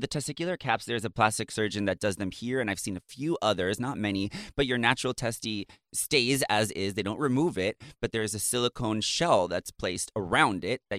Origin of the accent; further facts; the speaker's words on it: Raleigh, North Carolina, United States; I was growing up in the South at that time in Raleigh, North Carolina.